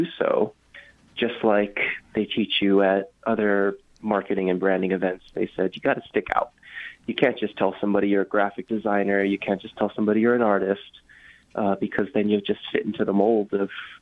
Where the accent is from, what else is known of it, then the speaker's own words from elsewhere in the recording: Hawaii, United States; I was born and raised in Hawaii.